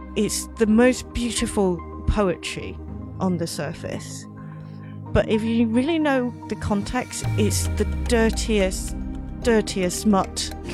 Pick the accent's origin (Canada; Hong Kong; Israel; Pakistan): Hong Kong; moved away as an adult; also born or lived in London; So I grew up in Hong Kong, but I went to university in London